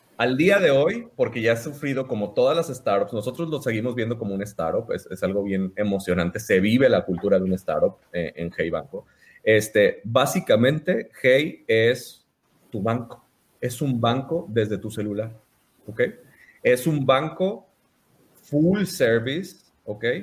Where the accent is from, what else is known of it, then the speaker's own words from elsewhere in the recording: Mazatlán, Sinaloa, Mexico; moved away as an adult; now in Monterrey, Mexico; yo soy de Mazatlán, Sinaloa. Tengo, cumplí 18 años aquí en Monterrey viviendo. Me vine a estudiar la, carrera aquí al TEC de Monterrey